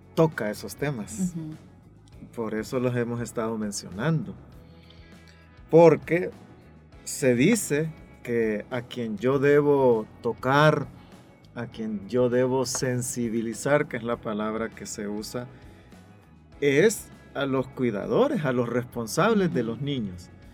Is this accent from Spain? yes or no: no; El Salvador; los salvadoreños somos buenos para juzgar